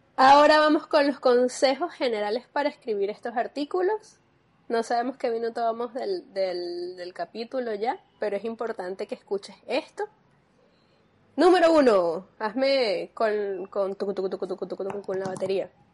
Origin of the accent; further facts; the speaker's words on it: Venezuela; nosotros como venezolanos